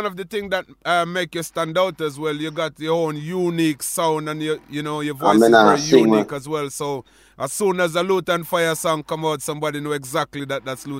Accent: Jamaica; back in them days, growing up in Jamaica, you have to learn your craft and prove your worth and the sound system in the street?

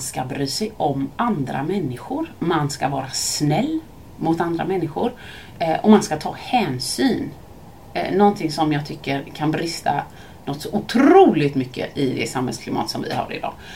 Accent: Mölndal, Västra Götaland, Sweden; jag växte upp i Mölndal med min familj.

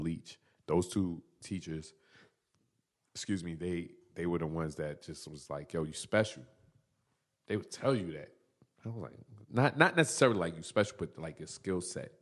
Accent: New York City, New York, United States; Born and raised in Brooklyn.

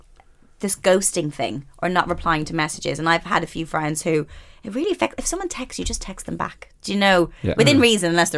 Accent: Ireland; I grew up in Catholic Ireland

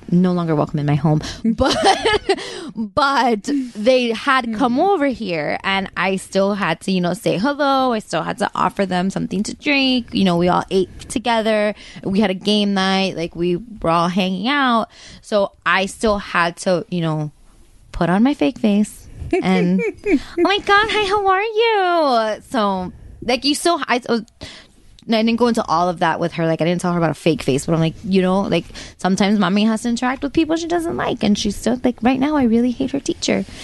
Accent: South Kendall, Florida, United States; I'm 32. I grew up in South Kendall, and I love long walks on the beach.

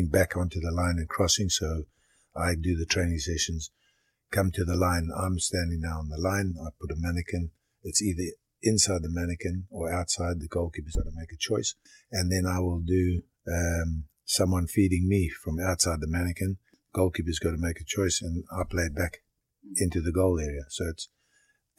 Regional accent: Harare, Zimbabwe; moved away as an adult; also born or lived in Durban, South Africa / Shurugwi, Zimbabwe / Canada / Liverpool, England; now in Ottawa, Canada; when I was 2 months old, my parents went up to Rhodesia

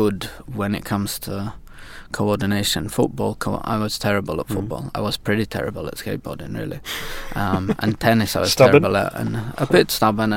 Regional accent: York, Yorkshire and the Humber, United Kingdom; moved away as an adult; also born or lived in Alps / Lake District; now in Sweden; I come from York originally in the north of England

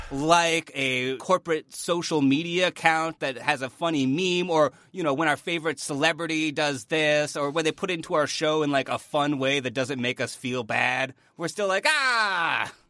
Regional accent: Northern Ontario, Canada; we're from Canada

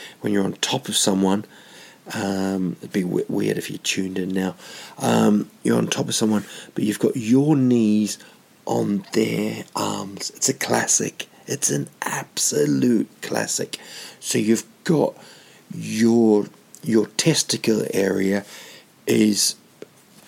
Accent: Rotorua, Bay of Plenty, New Zealand; there's a place in Rotorua, my hometown, called Whakawerawera

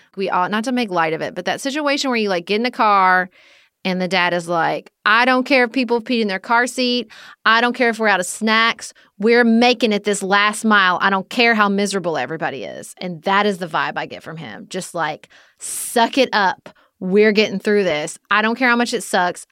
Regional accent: United States; as American people

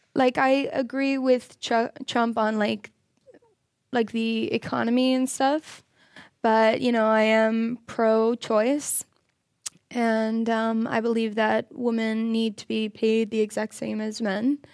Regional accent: Florida, United States; I'm from Florida

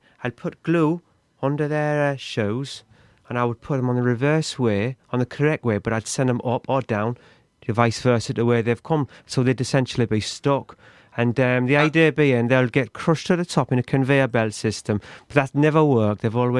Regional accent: Carlisle, North West England, United Kingdom; accent: Cockney; now in London, United Kingdom; I'm actually from Carlisle, originally. But you probably notice I've got quite a Cockney accent now because I've been, like, working around Bethnal Green and different parts of the East End, like...

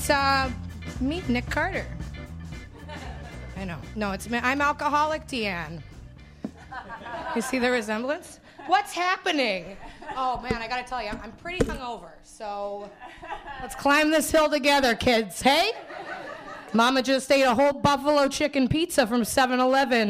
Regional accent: Winnipeg, Manitoba, Canada; now in Toronto, Canada; I'm from Winnipeg

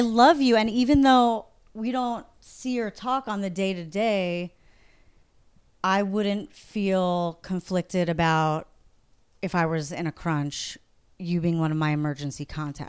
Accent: New York, United States; I'm from New York

